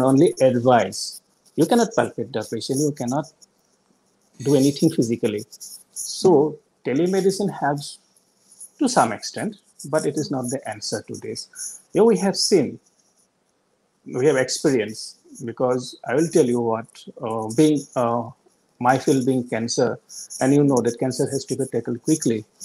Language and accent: English; Assam, India; moved away as an adult; also born or lived in Guwahati; now in Delhi, India; the last 20 years, I have been out of Assam